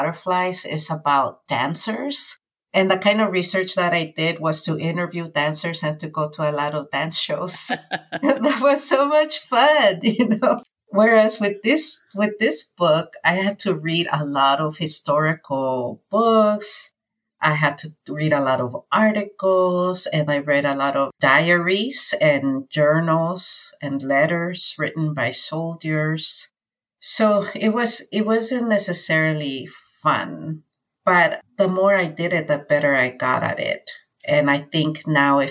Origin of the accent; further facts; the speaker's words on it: California, United States; also born or lived in Mexico; my experiences as an undocumented youth growing up in California